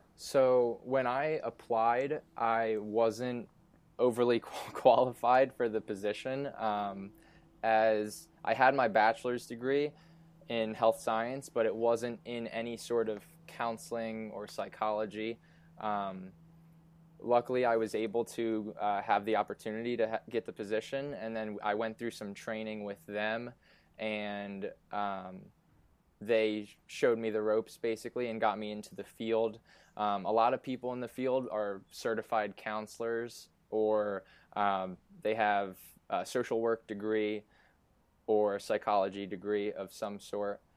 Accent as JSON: {"language": "English", "town": "Easton", "region": "Pennsylvania", "country": "United States", "tie": "born or raised there", "also_born_or_lived": "Syracuse", "lives_now": "Philadelphia, United States", "said": "I grew up in Easton, Pennsylvania, which is about an hour and 15 minutes north"}